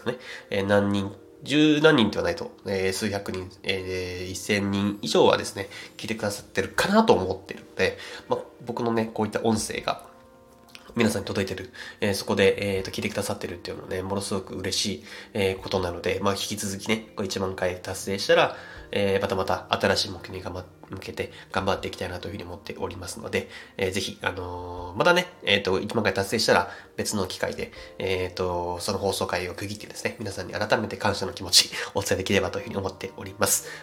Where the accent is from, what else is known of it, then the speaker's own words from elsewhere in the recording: Saitama, Japan; 僕埼玉県出身なんですけども